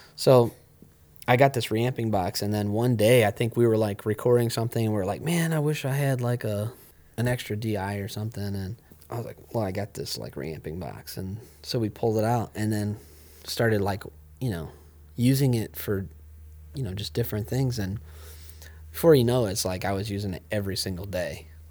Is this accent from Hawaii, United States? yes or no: no; Ohio, United States; I grew up here